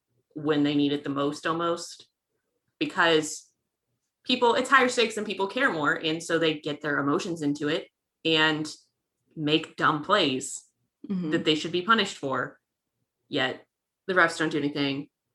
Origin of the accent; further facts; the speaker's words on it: Kansas, United States; I understand that I'm from Kansas.